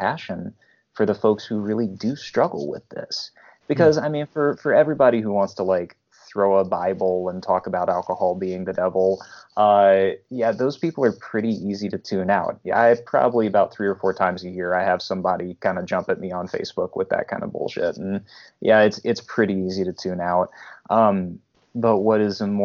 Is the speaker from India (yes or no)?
no; Memphis, Tennessee, United States; moved away; also born or lived in Columbus area; as a native Southerner, mm-hmm. I'm from Memphis, Tennessee originally